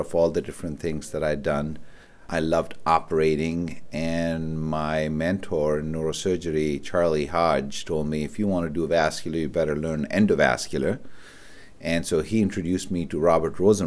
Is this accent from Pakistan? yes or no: yes; Pakistan; moved away as an adult; also born or lived in Karachi, Pakistan / Rochester, United States / Syracuse, United States; now in Buffalo, United States; I was born and raised in Pakistan, and I went to medical school at a place called the Aga Khan University in Karachi, Pakistan